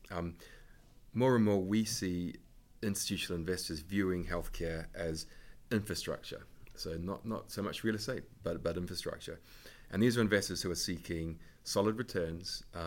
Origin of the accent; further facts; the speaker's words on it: New Zealand; now in United Kingdom; I'm from New Zealand